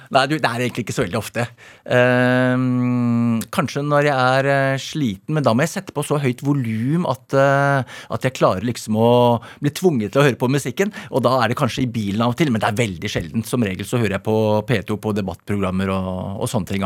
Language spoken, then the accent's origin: Norwegian; Asker, Akershus, Norway; Jeg er fra Asker